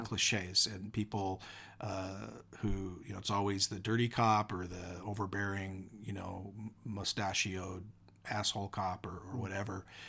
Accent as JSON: {"language": "English", "region": "Washington", "country": "United States", "tie": "born or raised there", "also_born_or_lived": "central Oregon", "moved": "yes", "lives_now": "Oregon, United States", "said": "born and raised in Washington, living in Oregon now"}